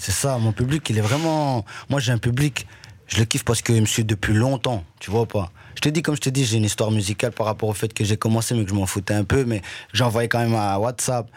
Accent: Liège, Wallonia, Belgium; also born or lived in Rwanda; je suis retourné sur mes terres natales. J'ai vu même euh, là où j'ai grandi

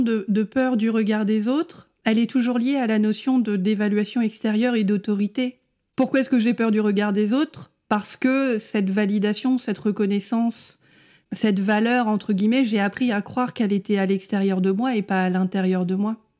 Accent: France

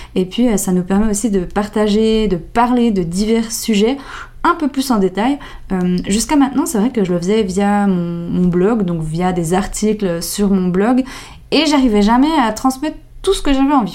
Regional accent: Jura, Switzerland; accent: Jura; mon bon vieil accent, il vient du Jura. Alors euh, oui, on a apparemment un bon accent. Euh, j'ai grandi dans un tout petit village en plein milieu de la nature

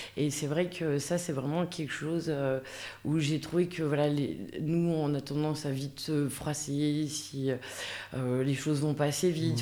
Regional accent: Villars-les-Dombes, Auvergne-Rhône-Alpes, France; moved away; also born or lived in Chablais; je viens de la plaine de l'Ain, vers Villars-les-Dombes

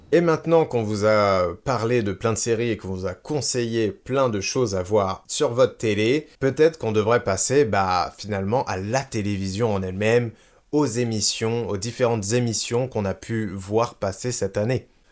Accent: France; chez nous en France

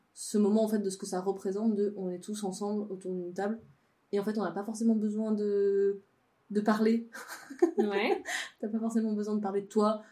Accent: Savoie, Auvergne-Rhône-Alpes, France; moved away; de là où je viens, donc en Savoie de Savoie, dans ma famille

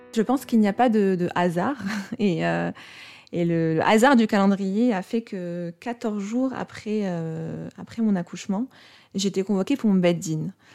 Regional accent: Morocco; je suis née au Maroc, et du coup, je suis née musulmane, puisqu'au Maroc, de naissance, on est musulman ou juif

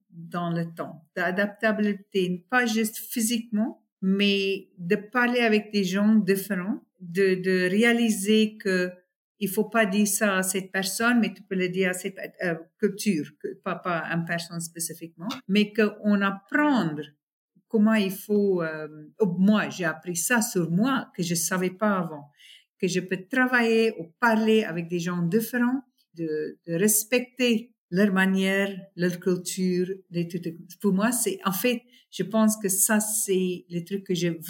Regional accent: South Africa; là où j'ai grandi, c'est une petite ville dans une très, très grande serre euh, d'agriculture. ce c'est tous les fermières. On est tous très africains, très traditionnels, très ça. Et nos vacances, c'était au bord de la mer ou dans le Kruger Park.

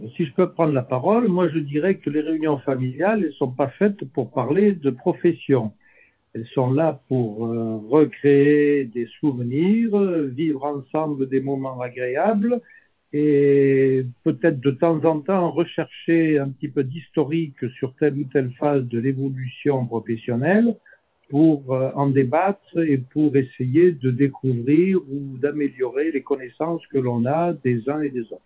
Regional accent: Lozère, Occitania, France; moved away as an adult; also born or lived in Firminy / Alpes-Maritimes; débarquer en Lozère dans les, dans les quelques mois après ma naissance pour pour y vivre euh, une vingtaine d'années.

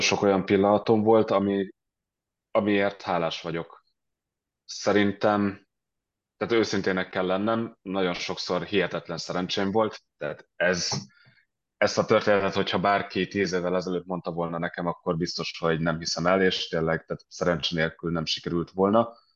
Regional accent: Budapest, Hungary; moved away as an adult; also born or lived in London / Denmark; now in Stockholm, Sweden; szinte egész életemben Budapesten éltem, előtte éltem Londonban

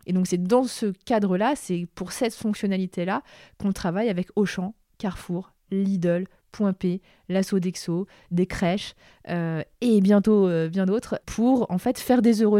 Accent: Lyon, Auvergne-Rhône-Alpes, France; c'était à la Altony Garnier à Lyon, et je suis lyonnaise

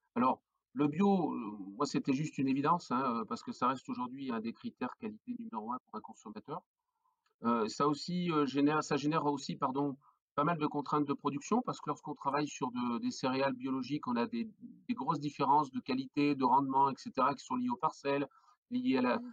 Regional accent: the Nord, Hauts-de-France, France; now in Cantal, France; je suis originaire du Nord. Voilà, je suis flamand d'origine

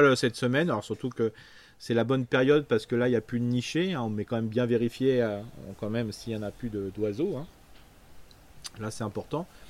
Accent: Alsace, Grand Est, France; on est alsacien, on mange une tarte flambée le samedi soir

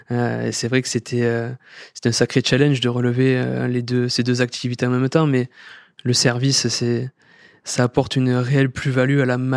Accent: Occitania, France; j'ai eu la chance de grandir dans cette, dans cette belle ville et de travailler à, à peine 5 minutes de, de la ville de Sète

